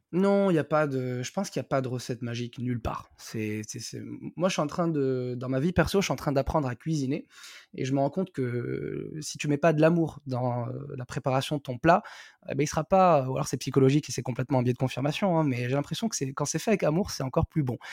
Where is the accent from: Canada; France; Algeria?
Algeria; Algiers, Algiers Province; moved away; je suis né, j'ai grandi à Alger